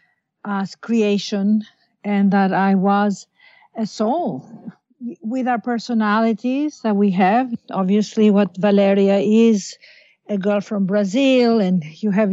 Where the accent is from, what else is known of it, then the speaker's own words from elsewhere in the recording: Athens, Attica, Greece; also born or lived in London / Los Angeles / New York; now in New York and Los Angeles, United States; we were born and raised in Athens, Greece